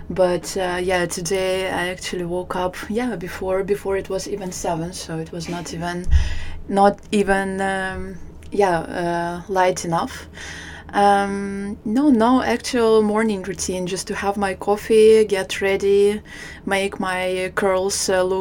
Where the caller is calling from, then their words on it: Amsterdam, North Holland, Netherlands; I'm sitting here in our Amsterdam office.